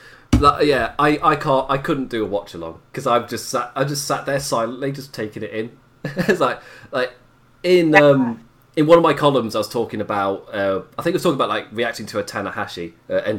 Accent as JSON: {"language": "English", "region": "England", "country": "United Kingdom", "said": "as an Englishman"}